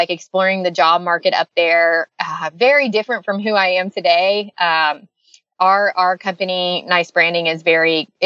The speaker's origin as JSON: {"language": "English", "town": "Lakeland", "region": "Florida", "country": "United States", "tie": "born or raised there", "also_born_or_lived": "St. Petersburg, Florida", "moved": "as an adult", "lives_now": "Franklin, Tennessee, United States", "said": "back home to Lakeland, which is my hometown"}